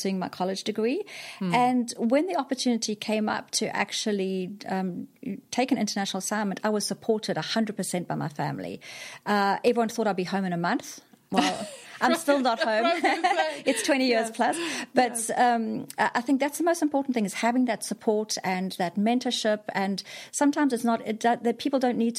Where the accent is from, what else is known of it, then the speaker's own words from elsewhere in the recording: KwaZulu-Natal, South Africa; moved away as an adult; also born or lived in Singapore; So I'm from South Africa originally. I grew up in South Africa, went to school there, went to college